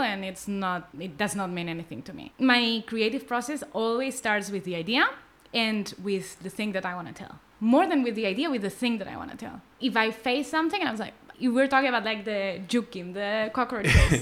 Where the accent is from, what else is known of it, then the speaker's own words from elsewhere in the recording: Barcelona, Catalonia, Spain; English is a second language; moved away as an adult; now in Tel Aviv, Israel; Growing up in Barcelona